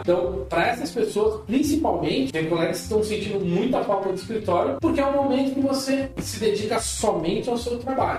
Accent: São Bernardo do Campo, São Paulo, Brazil; Como eu sou da ABC, sou de São Bernardo

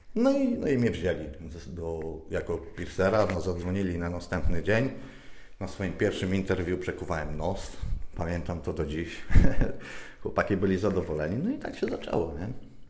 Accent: Lower Silesian Voivodeship, Poland; moved away as an adult; ja pochodzę z małej wsi, z Dolnego Śląska

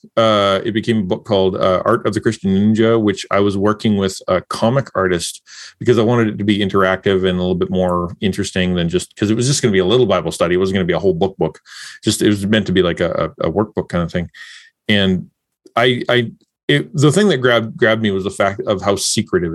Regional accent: Canada; I'm a Canadian

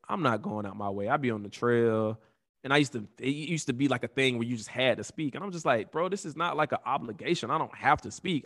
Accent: Atlanta, Georgia, United States; we are from Atlanta

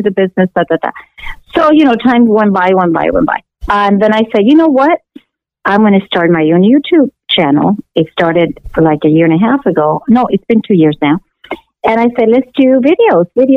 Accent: Los Angeles, California, United States; born or raised there; also born or lived in Cuba; now in Miami, United States

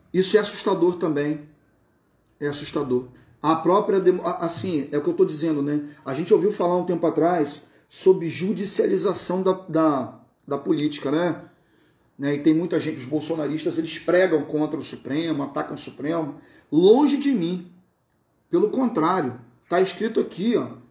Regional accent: Campos dos Goytacazes, Rio de Janeiro, Brazil; moved away as an adult; now in Cabo Frio, Brazil; Eu sou de Campos, Goitacazes, no estado do Rio de Janeiro

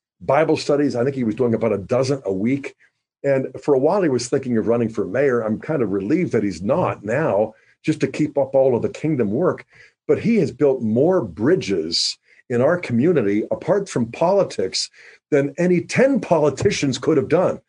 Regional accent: United States; also born or lived in Steubenville, Ohio; I'm an American

